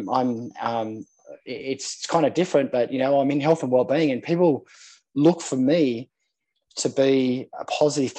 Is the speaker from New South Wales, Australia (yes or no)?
yes; Sydney, New South Wales, Australia; I grew up in Manly, on Manly Beach here in Sydney.